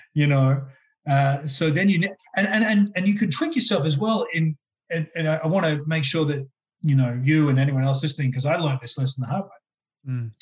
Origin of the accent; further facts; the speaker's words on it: Brisbane, Queensland, Australia; as a kid growing up in Brisbane